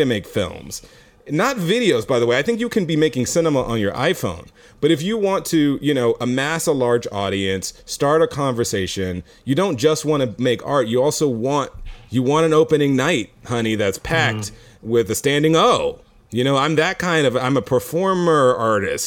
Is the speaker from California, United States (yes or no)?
no; Houston, Texas, United States; I'm from Houston, so I'm also laid back